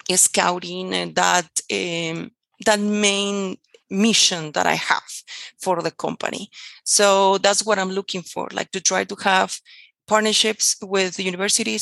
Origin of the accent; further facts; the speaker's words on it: Peru; moved away as an adult; now in United States; I have been living here in the United States for like 20 something years. This is my second home, but I'm native from Peru